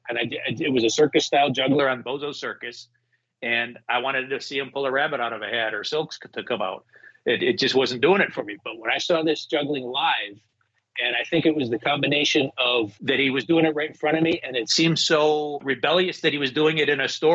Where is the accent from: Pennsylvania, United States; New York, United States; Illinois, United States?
Illinois, United States; Chicago; accent: Chicago; I grew up in Chicago